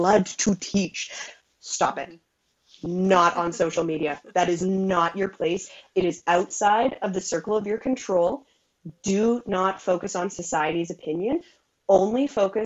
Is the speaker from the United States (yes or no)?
no; Alberta, Canada; I'm from Alberta, Canada